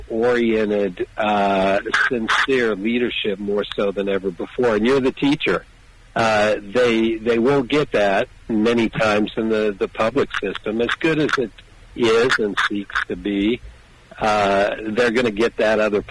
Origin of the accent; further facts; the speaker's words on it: Kansas, United States; And I love my home state that is in the center of the universe, or actually the center of America.